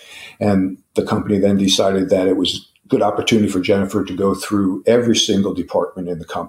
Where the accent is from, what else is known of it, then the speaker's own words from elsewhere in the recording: New Jersey, United States; we're from New Jersey